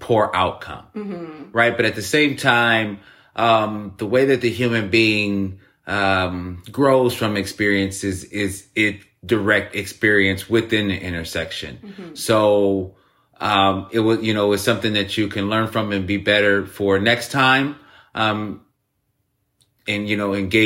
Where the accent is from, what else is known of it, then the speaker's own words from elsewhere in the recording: United States; I'm from America